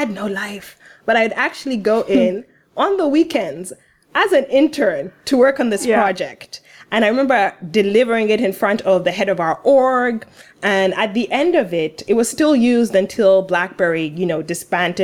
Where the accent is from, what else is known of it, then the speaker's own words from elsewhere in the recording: Uganda; I'm from Uganda